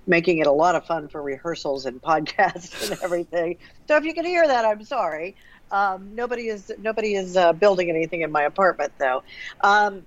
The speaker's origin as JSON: {"language": "English", "town": "Missouri City", "region": "Texas", "country": "United States", "tie": "born or raised there", "said": "growing up in Quail Valley, south of Houston"}